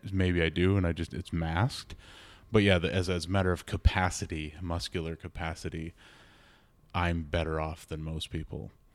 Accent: Minnesota, United States; born and bred in Minnesota

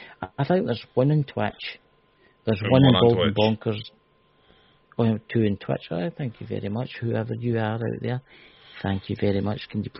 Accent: Scotland, United Kingdom; I'm Scottish.

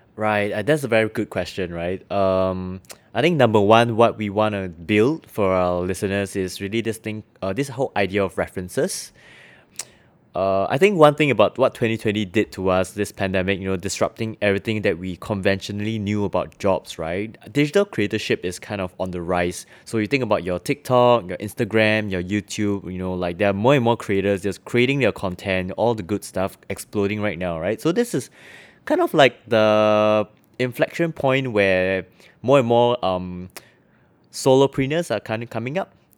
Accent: Singapore; I'm from Singapore

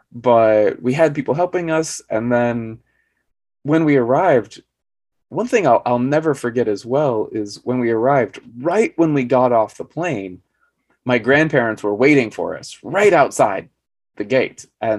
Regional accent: Arizona, United States; also born or lived in New York; I was actually born in New York, even though, as I said, I grew up in Arizona.

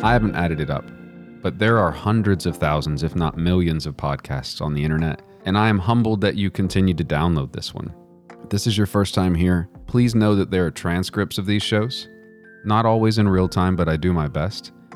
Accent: Midland, Texas, United States; also born or lived in Odessa, Texas; out where I'm from

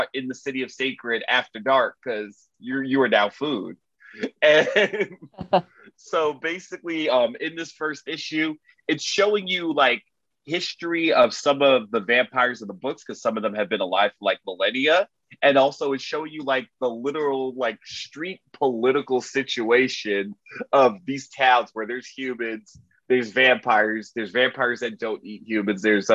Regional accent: Miami, Florida, United States; I'm from Miami.

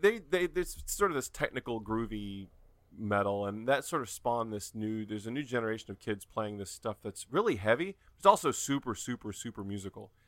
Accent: North Carolina, United States; I'm from North Carolina

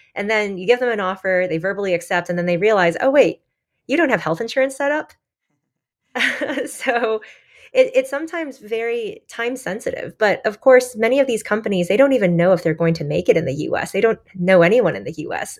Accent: Michigan, United States; I grew up in Michigan

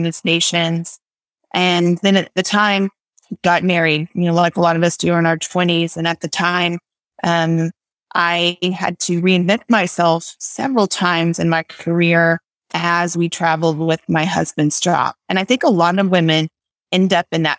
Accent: West Texas, United States; also born or lived in Amarillo, Texas; I grew up here in West Texas

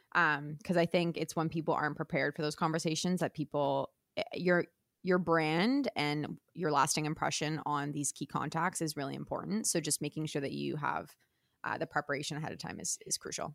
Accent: Toronto, Ontario, Canada; I grew up in and around Toronto

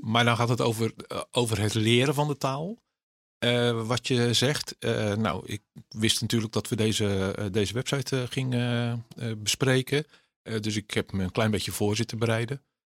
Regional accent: Netherlands; Ik ben Nederlander

